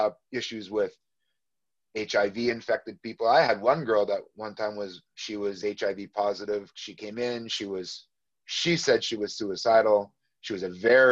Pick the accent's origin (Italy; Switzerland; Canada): Canada; I'm from Canada, so a big city called Toronto.